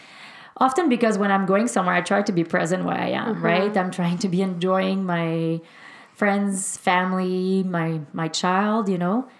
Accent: Quebec, Canada; also born or lived in Greater Vancouver; now in Vancouver, Canada; I'm from Quebec, and we live in the Greater Vancouver area

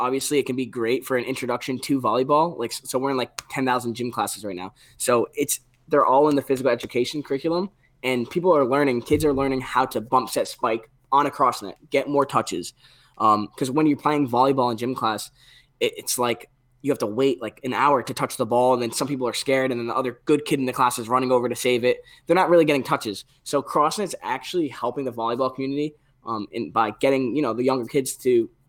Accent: New England, United States; CanJam is huge in New England, where we grew up in Northeast.

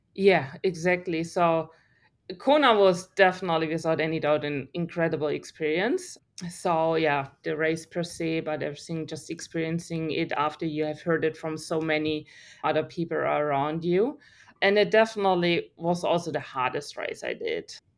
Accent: Germany; English is a second language; moved away as an adult; now in Australia; I grew up in Germany

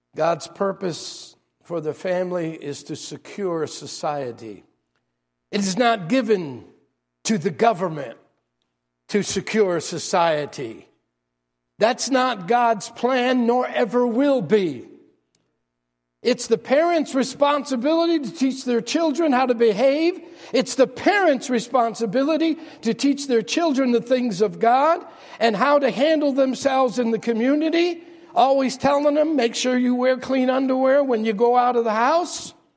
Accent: New York City, New York, United States; moved away; I'm from New York.

